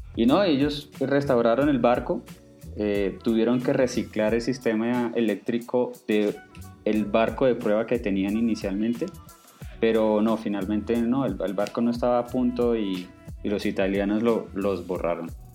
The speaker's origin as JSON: {"language": "Spanish", "town": "Cartagena", "region": "Bolívar", "country": "Colombia", "tie": "born or raised there", "moved": "yes", "lives_now": "Bogotá, Colombia", "said": "yo vivo en Bogotá, pero digamos en mi infancia yo me crié en Cartagena, que es una ciudad puerto en, Colombia."}